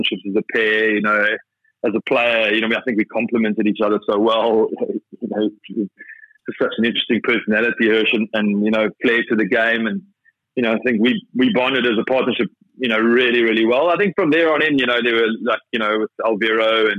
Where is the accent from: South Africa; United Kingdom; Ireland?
South Africa; being a South African opening batsman